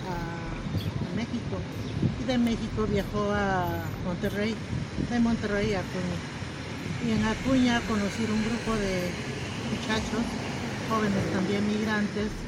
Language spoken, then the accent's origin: Spanish; Peru; vengo de Perú